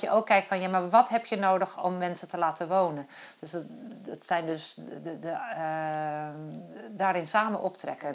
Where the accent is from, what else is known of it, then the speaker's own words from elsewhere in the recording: Kop van Noord-Holland, North Holland, Netherlands; ik ben geboren in de kop van Noord-Holland